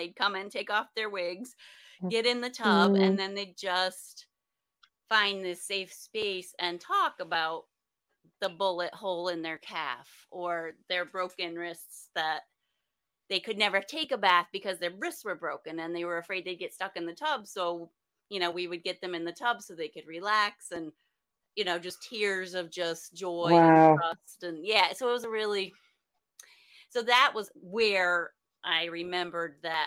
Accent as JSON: {"language": "English", "town": "Sharon Springs", "region": "New York", "country": "United States", "tie": "born or raised there", "said": "I grew up in Sharon Springs"}